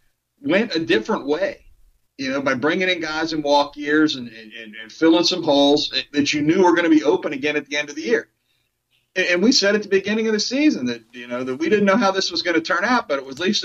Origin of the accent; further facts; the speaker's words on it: Missouri, United States; but I'm from Missouri. They have to show me before I'm going to believe it.